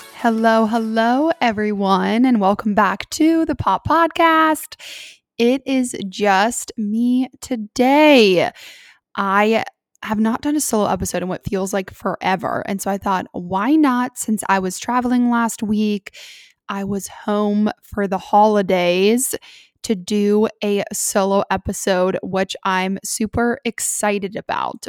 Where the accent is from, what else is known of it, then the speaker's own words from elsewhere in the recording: Columbus, United States; I'm originally from Columbus, but my family now lives in South Carolina.